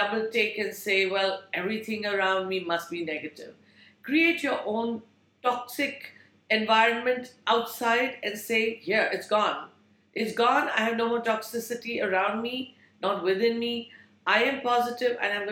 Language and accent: English; India; moved away; I grew up in India